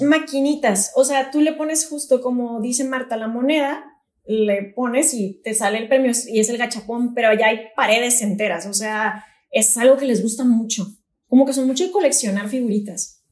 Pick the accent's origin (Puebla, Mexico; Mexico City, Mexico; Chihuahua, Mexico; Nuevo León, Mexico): Nuevo León, Mexico; Monterrey; soy de Monterrey y acá pues siempre estamos en calor intenso